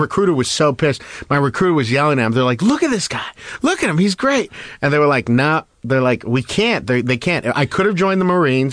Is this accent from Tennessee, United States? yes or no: no; West Covina, California, United States; I grew up in West Covina.